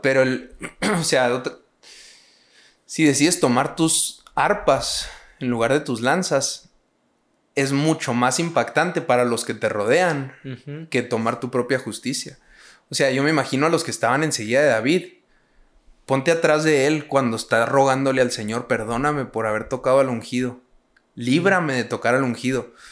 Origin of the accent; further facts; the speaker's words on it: Hidalgo del Parral, Chihuahua, Mexico; yo soy de Parral, una ciudad muy chiquita. Son 100 mil habitantes.